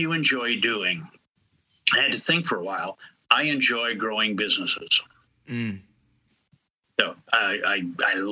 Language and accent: English; South Dakota, United States; moved away as an adult; also born or lived in Minneapolis, Minnesota; now in St. Louis, United States; I was born in Minneapolis, raised in South Dakota, moved to St. Louis in 1988